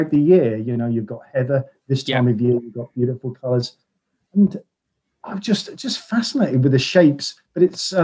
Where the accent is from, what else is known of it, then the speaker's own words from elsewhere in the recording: Norfolk, East of England, United Kingdom; I'm from Norfolk